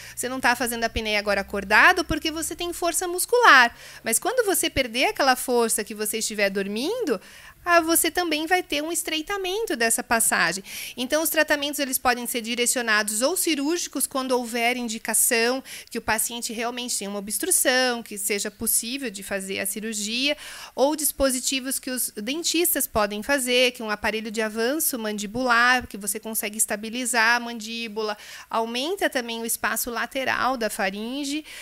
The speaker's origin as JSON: {"language": "Portuguese", "region": "Santa Catarina", "country": "Brazil", "tie": "born or raised there", "also_born_or_lived": "Rio de Janeiro, Brazil", "moved": "as an adult", "lives_now": "Curitiba, Brazil", "said": "eu sou carioca, de infância catarinense e sou curitibana desde 1997 quando eu vim para cá para estudar"}